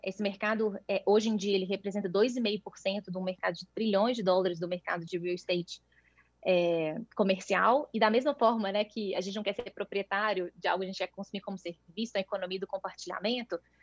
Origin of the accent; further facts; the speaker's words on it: Minas Gerais, Brazil; sou mineira, tenho 34 anos